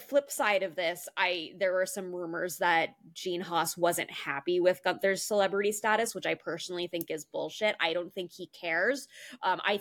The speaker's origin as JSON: {"language": "English", "country": "United States", "said": "I'm an American"}